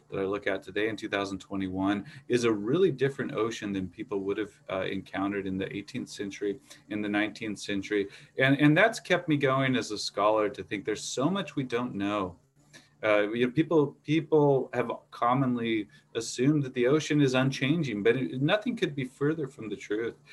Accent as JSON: {"language": "English", "region": "California", "country": "United States", "tie": "born or raised there", "also_born_or_lived": "Portland, Oregon, United States / Moscow, Russia", "moved": "as an adult", "said": "I was born in Portland, but uh, spent a lot of time in a small town in California growing up. And uh, I decided to move to Moscow in 1999"}